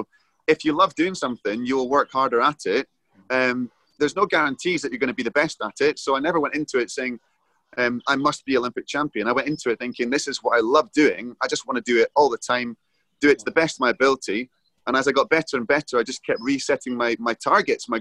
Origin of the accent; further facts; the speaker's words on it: Edinburgh, Scotland, United Kingdom; I was 10 when they came to Edinburgh, and that was my hometown